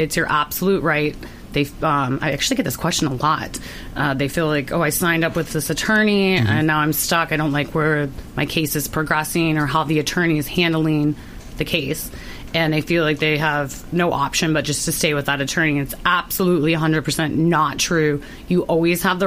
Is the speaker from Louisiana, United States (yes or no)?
no; Ohio, United States; now in Florida, United States; I'm from Ohio